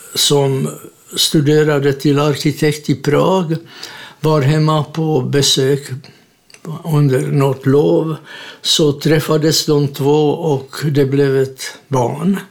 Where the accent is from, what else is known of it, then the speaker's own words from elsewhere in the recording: Hodonín, South Moravian Region, Czechia; Swedish is a second language; moved away as an adult; now in Sweden; Jag är född i Tjeckoslovakien i en liten stad i Sydmären som heter Hordonin